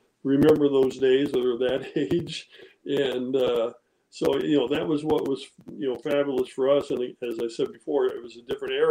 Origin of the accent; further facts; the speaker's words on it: Modesto, California, United States; We grew up in outside of Modesto. I actually went to high school in Modesto, Downey High there